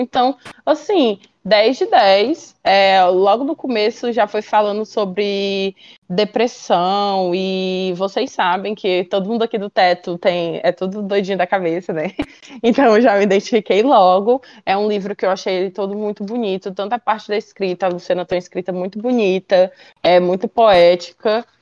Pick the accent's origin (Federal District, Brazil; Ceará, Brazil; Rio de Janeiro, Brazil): Ceará, Brazil; eu, que sou do Nordeste, daqui do Ceará